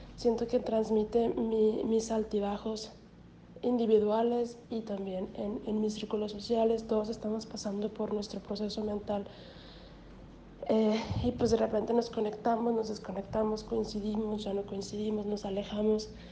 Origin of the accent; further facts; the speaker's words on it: Hermosillo, Sonora, Mexico; moved away; also born or lived in the north; Pero soy de aquí, soy de Hermosillo, entonces, pero viví mucho tiempo fuera, en el norte